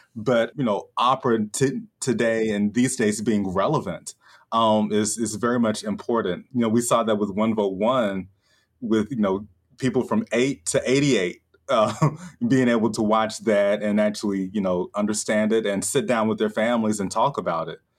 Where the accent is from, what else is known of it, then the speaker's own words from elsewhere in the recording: Chattanooga, Tennessee, United States; my hometown, Chattanooga